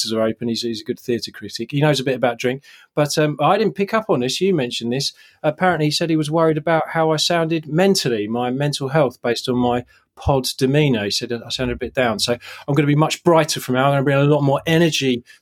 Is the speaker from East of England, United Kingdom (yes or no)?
no; Ealing, London, United Kingdom; I was born in Ealing